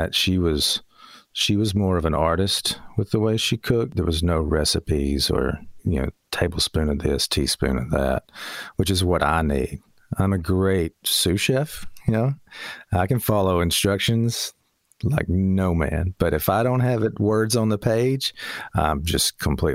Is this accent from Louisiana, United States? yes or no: no; Loretto, Tennessee, United States; now in Florence, United States; I was born here in the Shoals and lived here till grade school and then moved up to Loretta.